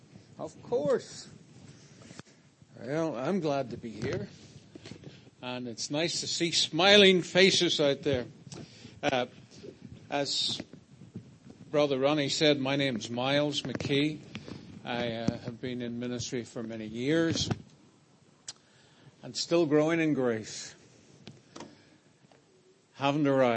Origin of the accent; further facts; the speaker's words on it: Ireland; I'm from Ireland